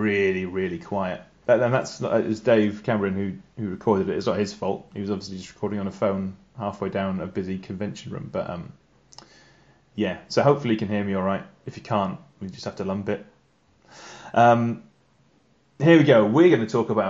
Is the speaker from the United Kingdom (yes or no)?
yes; England, United Kingdom; I'm English